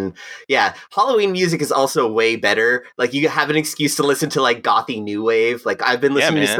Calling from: South Korea; Hi, I'm phoning in from South Korea, and it's a bright, beautiful day.

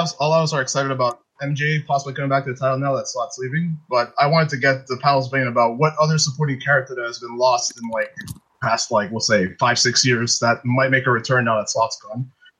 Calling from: Montreal, Quebec, Canada; Call from Montreal.

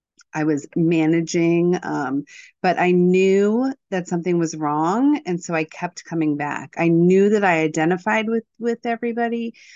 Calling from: Virginia, United States; I'm calling in from Virginia.

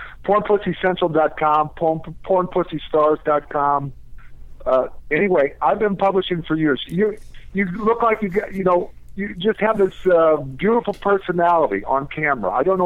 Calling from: Florida, United States; Hi, I'm in Florida.

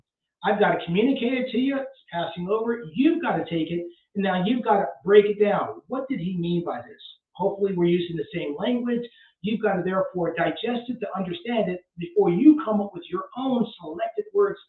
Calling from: Pennsylvania, United States; It's legal in Pennsylvania. Yes, it is legal for medical. So you can do medical marijuana here.

